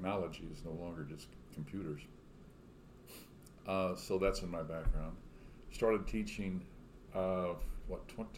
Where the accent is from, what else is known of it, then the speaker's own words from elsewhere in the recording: Three Rivers, Texas, United States; moved away as an adult; now in Austin, United States; I'm a South Texan. If you're getting gas as you travel from San Antonio to Corpus Christi, you would probably stop in my hometown of Three Rivers